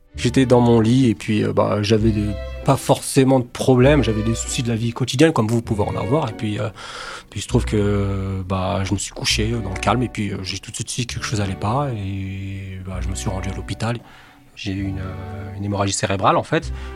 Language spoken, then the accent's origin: French; Colombes, Île-de-France, France; also born or lived in England; J'ai grandi à Colombes, dans le 92